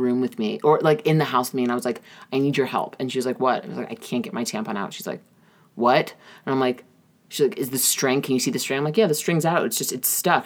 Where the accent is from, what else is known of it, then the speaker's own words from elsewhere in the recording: New York, United States; I'm from New York